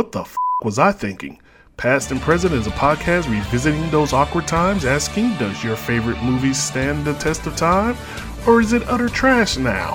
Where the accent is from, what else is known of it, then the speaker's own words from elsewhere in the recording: New Orleans, Louisiana, United States; being that he's from New Orleans and I'm from New Orleans